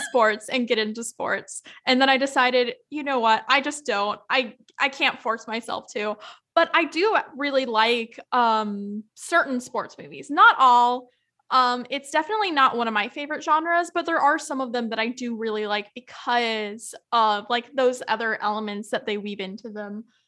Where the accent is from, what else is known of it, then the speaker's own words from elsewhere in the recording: Yakima, Washington, United States; my hometown, Yakima